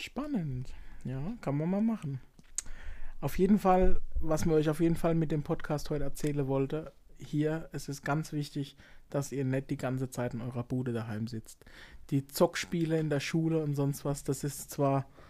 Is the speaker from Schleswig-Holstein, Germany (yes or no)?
no; Baden-Württemberg, Germany; bei uns in Baden-Württemberg